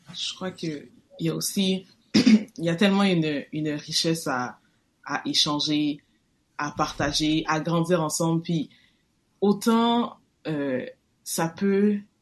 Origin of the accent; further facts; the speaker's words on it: Quebec, Canada; moi, on est né au Québec.